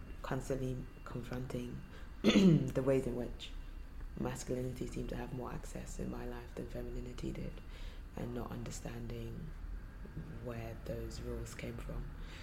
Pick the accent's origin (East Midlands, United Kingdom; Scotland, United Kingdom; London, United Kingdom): London, United Kingdom; also born or lived in Nigeria; I grew up partly in Nigeria and also in London before settling here for secondary school.